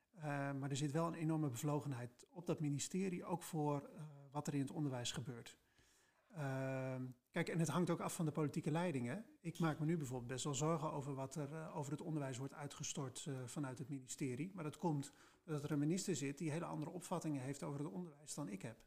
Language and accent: Dutch; Spakenburg, Utrecht, Netherlands; moved away as an adult; also born or lived in Leiden / The Hague; now in Enschede, Netherlands; Dus ik ben geboren en getogen in Spakenburg, het vissersdorp